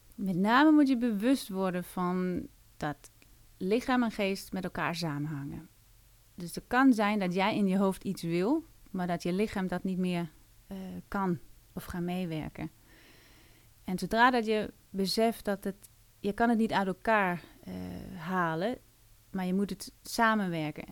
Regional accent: Denmark; Dutch is a second language; moved away as an adult; now in Netherlands; Ik kom uit Denemarken

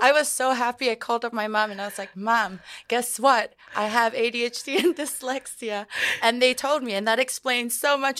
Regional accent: Samoa; moved away as an adult; also born or lived in New York; now in New Zealand; I was born and raised in Samoa

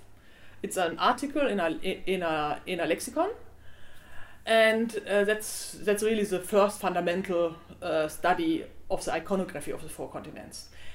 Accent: Germany; also born or lived in Austria; now in Vienna, Austria; I'm German and I came to Germany. I came from Germany to Austria.

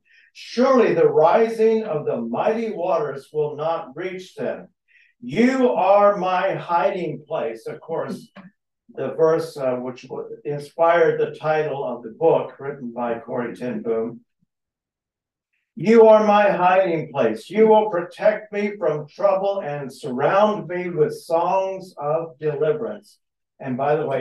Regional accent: Texas, United States; I grew up in Texas

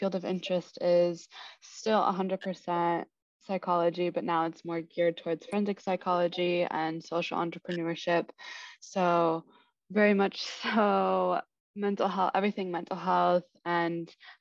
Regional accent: Kansas City, Kansas, United States; moved away as an adult; also born or lived in Des Moines, Iowa; now in New York City, United States; I'm originally from Kansas City, Kansas

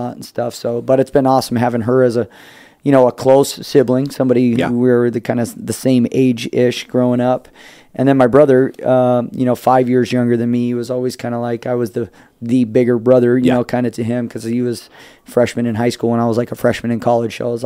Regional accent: Temecula, California, United States; also born or lived in Lake Tahoe; now in San Diego, United States; I was born in Lake Tahoe. Randomly, kind of. Both my parents are from San Diego. And so after my parents had me when they were living in Lake Tahoe, they moved back down to Temecula. And that's where I was. That's where I grew up

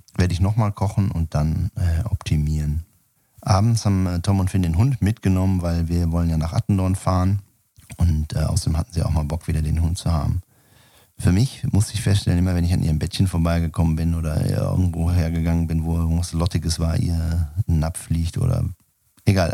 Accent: Sauerland, North Rhine-Westphalia, Germany; moved away; ich war ja in meiner Kindheit im Sauerland Messdiener

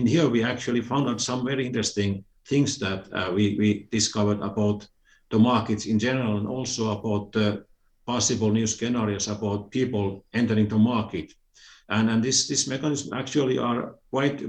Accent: Finland; I'm originally from Finland

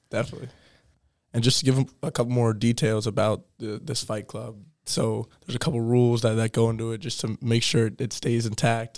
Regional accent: New York City, New York, United States; I'm also from New York City

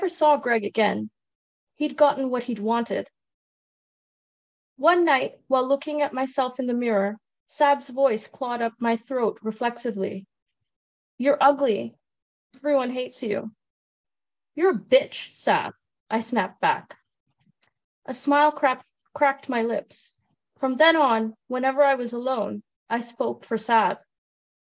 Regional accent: Trinidad & Tobago; now in Canada; I'm originally from Trinidad and Tobago. I was born there and I immigrated with my parents to Canada

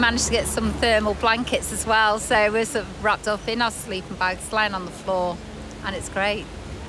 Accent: Chester, North West England, United Kingdom; I'm from Chester.

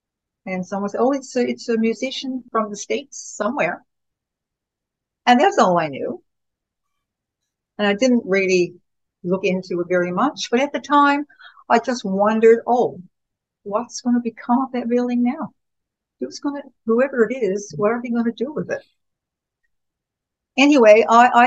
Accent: Winterton, Newfoundland and Labrador, Canada; I was born and raised in Winterton

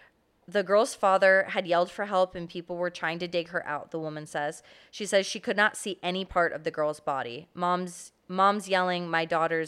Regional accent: Florida, United States; I grew up in Florida, and I didn't know that.

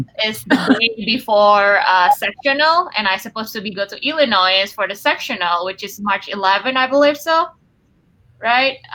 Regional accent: Bandung, West Java, Indonesia; moved away as an adult; also born or lived in Wichita, Kansas; now in Marion, United States; I grew up in Bandung, which is 2 hours drive from Jakarta.

